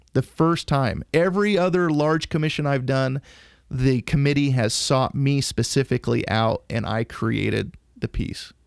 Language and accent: English; Idaho, United States; I grew up in Idaho